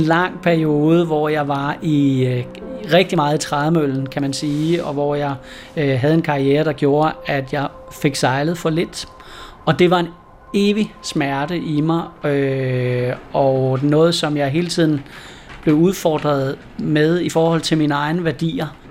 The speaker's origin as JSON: {"language": "Danish", "area": "West Jutland", "region": "Central Denmark Region", "country": "Denmark", "tie": "born or raised there", "moved": "yes", "said": "jeg er bondedreng ude fra Vestjylland dengang"}